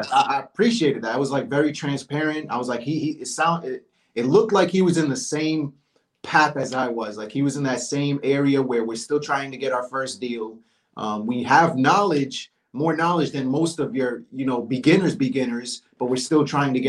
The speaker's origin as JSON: {"language": "English", "region": "Rhode Island", "country": "United States", "tie": "born or raised there", "also_born_or_lived": "Virginia", "moved": "as an adult", "lives_now": "Georgia, United States", "said": "I'm originally from Rhode Island. And then I moved to Virginia cause I was in the military, the Navy"}